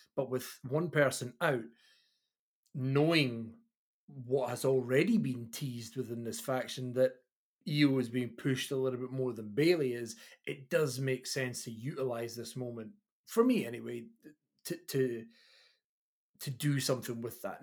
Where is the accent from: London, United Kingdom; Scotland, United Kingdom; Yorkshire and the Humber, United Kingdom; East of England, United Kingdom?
Scotland, United Kingdom; Kirkcaldy; I am the body from Kirkcaldy.